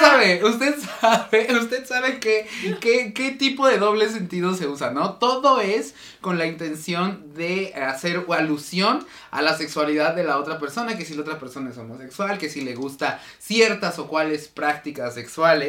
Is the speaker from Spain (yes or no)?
no; Mexico; nuestra identidad como mexicano